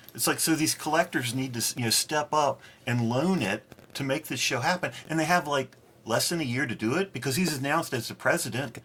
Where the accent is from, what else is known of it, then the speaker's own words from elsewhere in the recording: United States; as an American